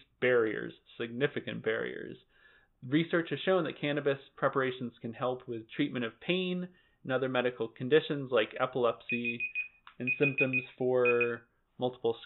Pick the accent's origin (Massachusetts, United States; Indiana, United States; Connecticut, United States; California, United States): Massachusetts, United States; Lee; my hometown of Lee.